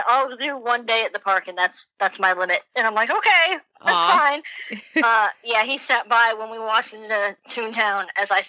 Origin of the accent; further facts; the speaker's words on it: Tampa, Florida, United States; moved away as an adult; now in Washington, D.C., United States; I come from Tampa, Florida